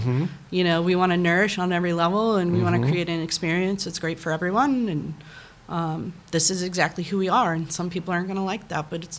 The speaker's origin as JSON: {"language": "English", "region": "the South", "country": "United States", "tie": "born or raised there", "said": "like when I was a young kid, like growing up in the Bible Belt of the South"}